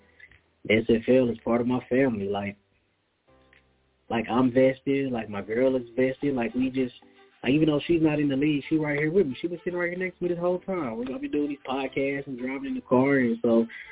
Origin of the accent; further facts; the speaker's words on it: Dallas, Texas, United States; moved away; I grew up in Dallas.